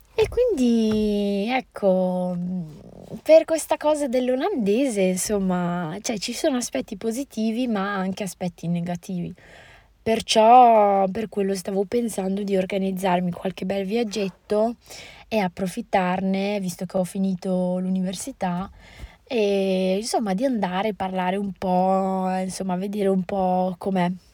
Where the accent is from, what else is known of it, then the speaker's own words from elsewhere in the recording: Italy; also born or lived in Morocco; per noi italiani